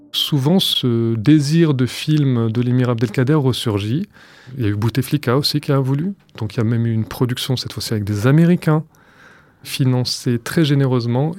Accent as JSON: {"language": "French", "country": "France", "tie": "born or raised there", "said": "J'ai 37 ans, je suis né en France"}